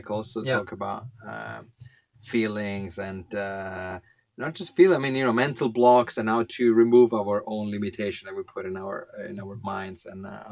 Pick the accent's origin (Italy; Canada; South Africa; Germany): Italy; English is a second language; now in Finland; we come from Italy, we're still a little bit traditional, let's say. We live in Finland